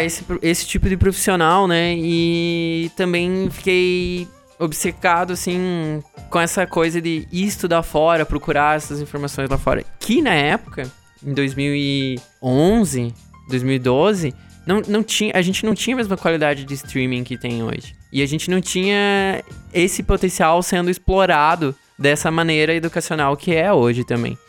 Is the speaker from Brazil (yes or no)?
yes; Santa Maria, Rio Grande do Sul, Brazil; moved away as an adult; also born or lived in Singapore; eu saí de Santa Maria e fui pra Singapura